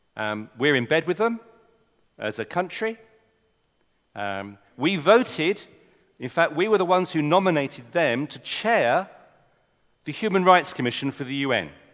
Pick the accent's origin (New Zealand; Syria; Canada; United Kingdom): United Kingdom; England; accent: English; I'm an Englishman. You might not have noticed from my accent